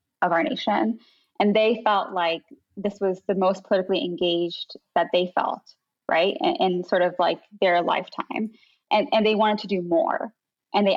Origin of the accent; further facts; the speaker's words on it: United States; as Muslim American kids growing up.